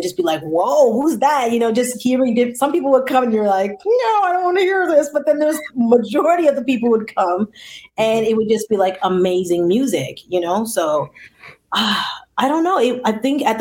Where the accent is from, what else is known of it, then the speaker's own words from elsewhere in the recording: Toronto, Ontario, Canada; I grew up in Toronto, but more specifically, I grew up in the Rex.